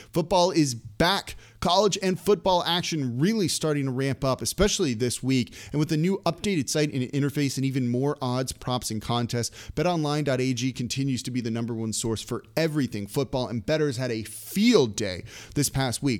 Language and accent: English; Los Angeles, California, United States; moved away; I'm from Los Angeles originally, so it's like kind of ingrained in me